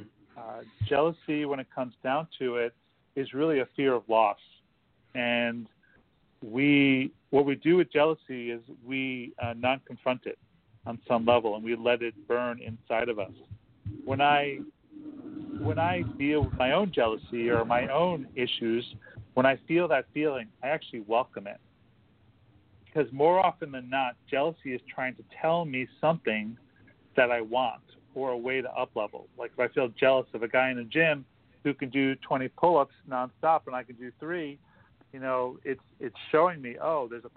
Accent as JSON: {"language": "English", "area": "Long Island", "region": "New York", "country": "United States", "tie": "born or raised there", "also_born_or_lived": "San Francisco", "moved": "as an adult", "lives_now": "Los Angeles, United States", "said": "I grew up in New York. I left when I was 18"}